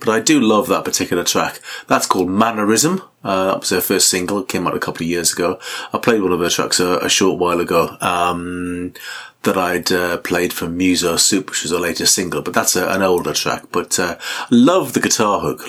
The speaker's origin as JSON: {"language": "English", "town": "Newcastle upon Tyne", "region": "North East England", "country": "United Kingdom", "tie": "born or raised there", "said": "all the way from Newcastle, my hometown"}